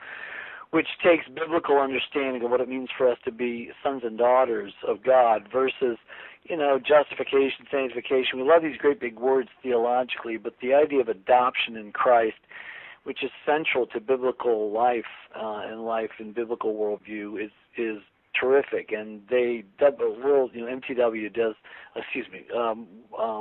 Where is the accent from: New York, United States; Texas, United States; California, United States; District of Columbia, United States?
District of Columbia, United States; Washington; also born or lived in Alexandria, Virginia; now in Franklin, United States; I grew up in Washington, D.C.